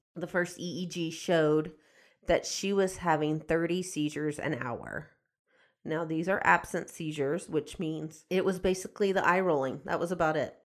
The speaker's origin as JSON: {"language": "English", "town": "Houston", "region": "Texas", "country": "United States", "tie": "born or raised there", "said": "I grew up outside of Houston"}